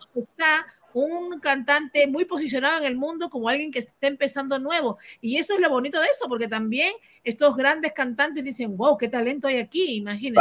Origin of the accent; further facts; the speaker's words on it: Peru; moved away; Yo como peruana, pues viviendo en el extranjero